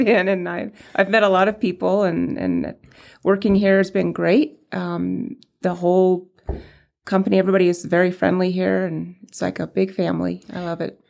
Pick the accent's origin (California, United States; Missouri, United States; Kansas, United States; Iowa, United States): California, United States; San Diego; moved away as an adult; now in Prescott, United States; I grew up in San Diego and, um, we moved to Prescott, um, eleven years ago